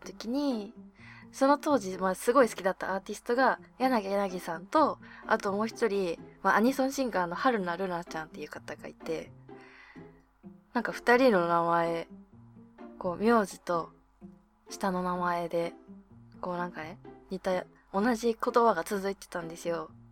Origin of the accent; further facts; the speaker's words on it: Abashiri, Hokkaido, Japan; 出身地は北海道網走市です。